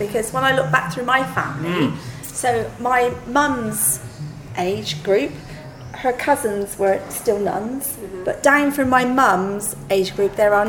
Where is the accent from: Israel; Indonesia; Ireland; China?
Ireland; I'm Irish, love.